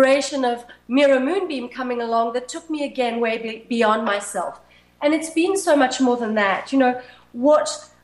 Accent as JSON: {"language": "English", "country": "Zimbabwe", "tie": "born or raised there", "said": "when I was 5 or 6 growing up in Zimbabwe. It was then Rhodesia."}